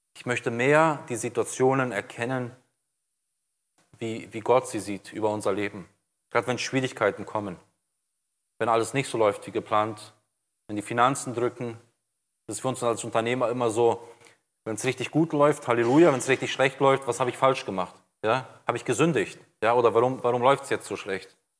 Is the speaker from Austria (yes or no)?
no; Brazil; now in Germany; ich bin jetzt seit 93 in Deutschland, bin in Brasilien geboren, aufgewachsen